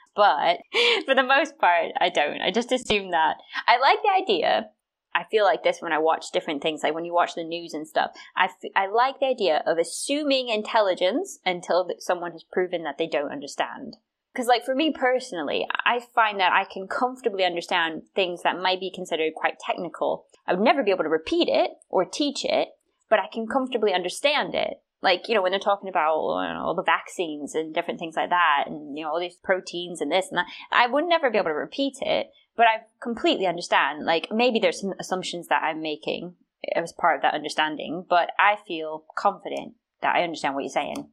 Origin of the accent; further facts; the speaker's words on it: South Carolina, United States; I'm from South Carolina